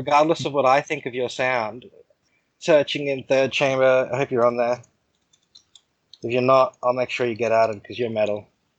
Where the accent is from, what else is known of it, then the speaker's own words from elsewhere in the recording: Australia; I'm Australian.